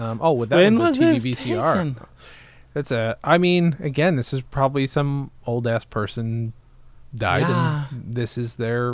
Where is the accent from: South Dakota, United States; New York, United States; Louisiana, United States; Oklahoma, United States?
New York, United States; Upstate; moved away; Upstate New York.